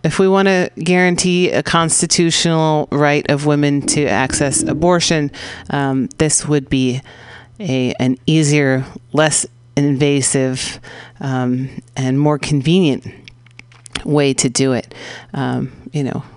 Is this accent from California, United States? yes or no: yes; San Francisco, California, United States; here in San Francisco's Mission District, my hometown.